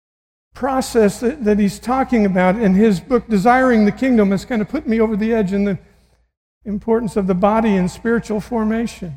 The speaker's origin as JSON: {"language": "English", "region": "Missouri", "country": "United States", "said": "I'm from Missouri"}